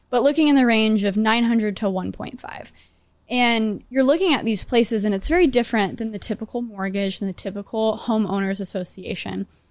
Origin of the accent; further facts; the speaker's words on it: Grapevine, Texas, United States; now in New York City, United States; I'm from Great Vine